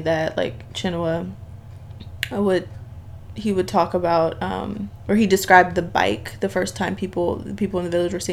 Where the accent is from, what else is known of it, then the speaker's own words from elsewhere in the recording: Bay Area, California, United States; moved away as an adult; also born or lived in Scotland; now in Dublin, Ireland; I'm from California, so I'm from the Bay Area